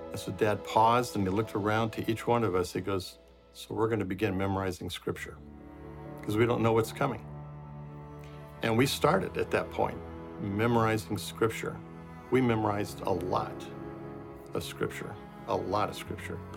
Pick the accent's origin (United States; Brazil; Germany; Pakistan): Brazil; uh, I grew up in Brazil, where my parents were missionaries.